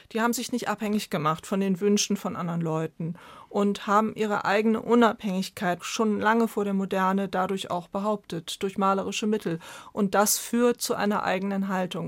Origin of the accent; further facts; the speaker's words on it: Germany; bei uns in Deutschland